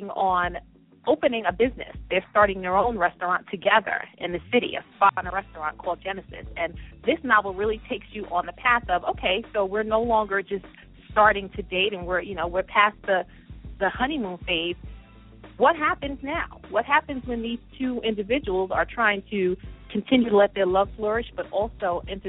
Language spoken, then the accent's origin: English; New York City, New York, United States; growing up, Brooklyn, my mom, she was a housewife